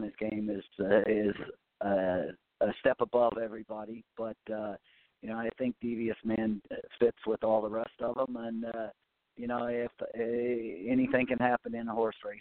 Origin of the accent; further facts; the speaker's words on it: Arthur, Illinois, United States; moved away as an adult; also born or lived in Chicago; now in New Jersey, United States; I grew up in Arthur, Illinois, in the Amish community